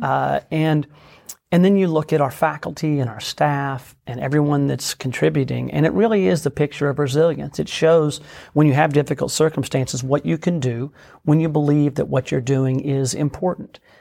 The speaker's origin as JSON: {"language": "English", "region": "Oklahoma", "country": "United States", "tie": "born or raised there", "also_born_or_lived": "Washington, D.C.", "said": "I was born and raised in Oklahoma."}